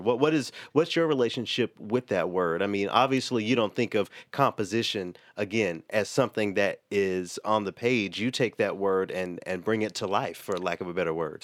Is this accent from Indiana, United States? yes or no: no; Memphis, Tennessee, United States; now in Twin Cities, United States; my hometown of Memphis